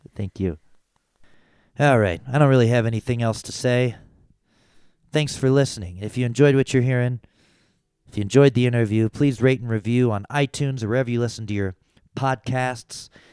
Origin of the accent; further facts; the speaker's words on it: Louisville, Kentucky, United States; I grew up in Louisville